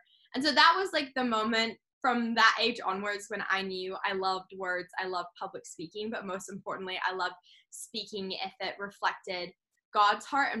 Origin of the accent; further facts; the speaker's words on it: New Zealand; moved away; also born or lived in London, United Kingdom / United States; so I was born in London, but then my family spent some time living in America. Then I moved to New Zealand, and I grew up in New Zealand on a farm.